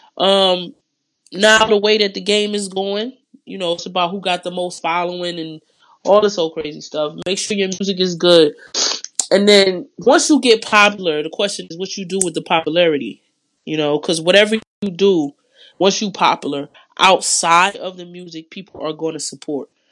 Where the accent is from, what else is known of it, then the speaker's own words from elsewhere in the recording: Detroit, Michigan, United States; I'm from Detroit